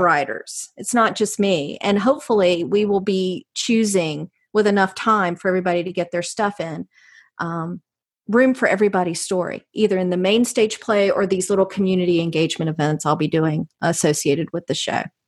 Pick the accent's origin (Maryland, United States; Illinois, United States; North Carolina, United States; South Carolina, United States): North Carolina, United States; Jamestown; also born or lived in Raleigh, North Carolina / Miami, Florida; now in Cary, United States; I'm a North Carolina girl. I grew up in Jamestown, which is right outside of High Point